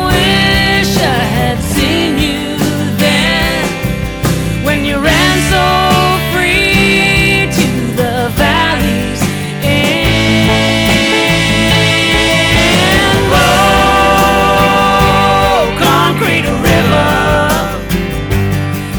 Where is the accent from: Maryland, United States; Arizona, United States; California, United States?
California, United States; Los Angeles; I grew up in Los Angeles